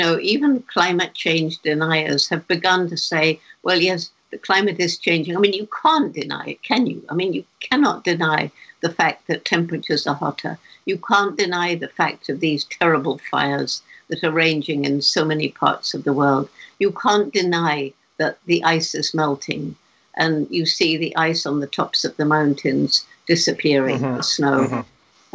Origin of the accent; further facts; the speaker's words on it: England, United Kingdom; moved away as an adult; when I was 10 years old, growing up in England